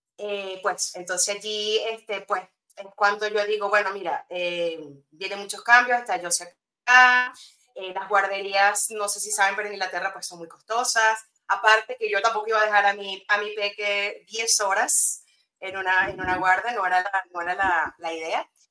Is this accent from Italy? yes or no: no; Venezuela; moved away as an adult; also born or lived in England; now in Spain; soy de allá, nacida en Venezuela, pues criada, estudiada, todo